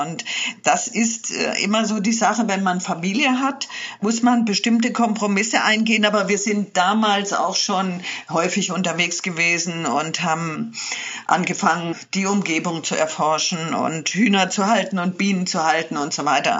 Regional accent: Swabian Jura, Baden-Württemberg, Germany; also born or lived in Morocco; Unterwegs war ich schon immer, als Kind auf der Schwäbischen Alb

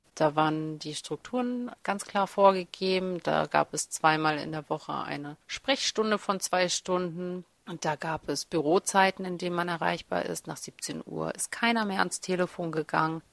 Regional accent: Germany; also born or lived in Kazakhstan; Ich komme ja gebürtig aus Kasachstan. Ich bin mit sieben Jahren nach Deutschland gekommen

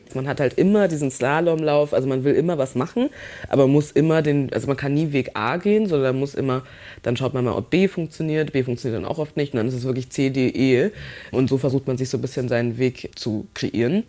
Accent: Munich, Bavaria, Germany; Geboren in München Passing und dann steht da bei Staatsangehörigkeit nichts

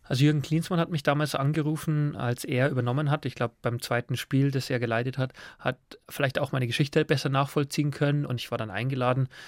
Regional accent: Forstinning, Bavaria, Germany; moved away as an adult; also born or lived in England; aufgewachsen auf dem Bauernhof in Forstinning

